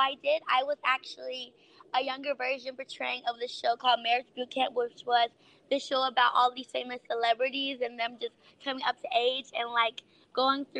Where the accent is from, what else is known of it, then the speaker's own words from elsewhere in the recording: Dallas, Texas, United States; now in Los Angeles, United States; I am from Dallas, Texas.